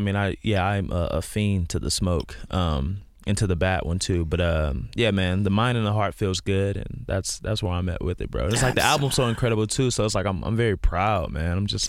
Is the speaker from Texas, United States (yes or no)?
yes; Houston, Texas, United States; I grew up in Houston, yeah.